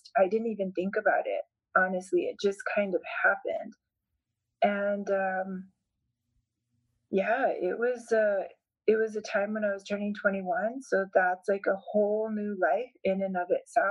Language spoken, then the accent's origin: English; Hernandez, New Mexico, United States; also born or lived in Colorado; my parents lived in Colorado, and then we inherited land from my mother's parents, and so we moved to Hernandez